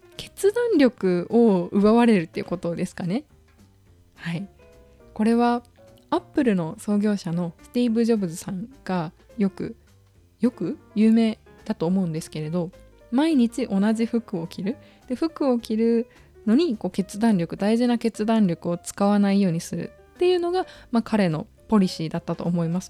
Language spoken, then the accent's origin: Japanese; Okayama, Japan; now in Tokyo, Japan; 私は岡山県出身なんですけれど、やっぱり実家に帰った時って